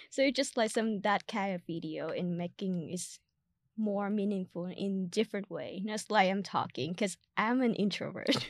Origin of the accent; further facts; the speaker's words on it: Vietnam; first language Vietnamese; English is a second language; now in United States; my, uh, country language, which is Vietnamese